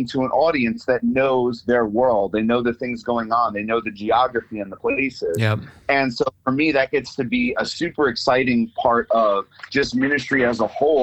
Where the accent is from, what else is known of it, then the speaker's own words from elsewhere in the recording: New York, United States; now in Springfield, United States; I'm from New York, and now I'm living in Springfield, Missouri